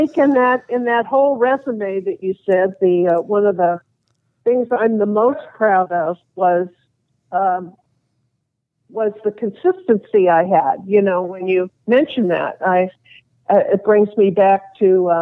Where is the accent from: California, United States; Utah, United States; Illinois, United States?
California, United States; Los Angeles; the street that I grew up in the West LA area